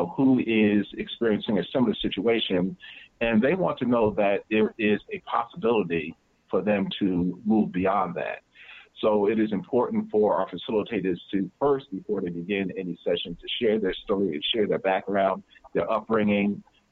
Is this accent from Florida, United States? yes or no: no; New Jersey, United States; I'm from New Jersey